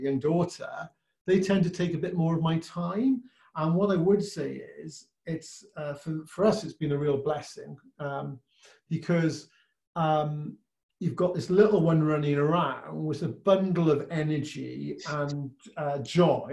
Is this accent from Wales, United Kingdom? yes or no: yes; Welsh, Wales, United Kingdom; being Welsh